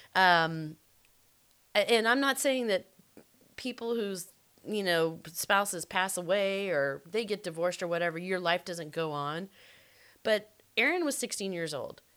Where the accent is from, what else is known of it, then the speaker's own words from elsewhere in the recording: the South, United States; I am from the South